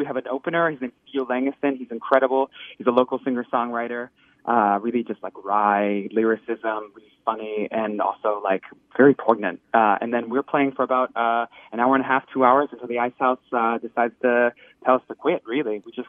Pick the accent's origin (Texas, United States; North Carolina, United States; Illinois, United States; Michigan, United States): Texas, United States; now in Minneapolis, United States; Texas originally, but I've been in Minneapolis for about 10 years now.